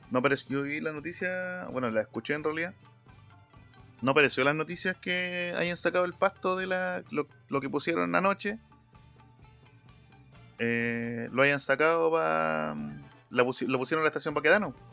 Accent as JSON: {"language": "Spanish", "town": "Concepción", "region": "Biobío", "country": "Chile", "said": "tan solo soy de Concepción, también conozco la capital."}